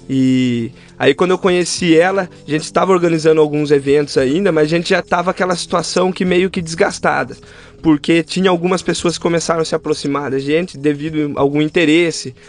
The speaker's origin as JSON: {"language": "Portuguese", "town": "Rio das Pedras", "region": "São Paulo", "country": "Brazil", "tie": "born or raised there", "said": "eu veio nascido e criado na cidade de Rio das Pedras"}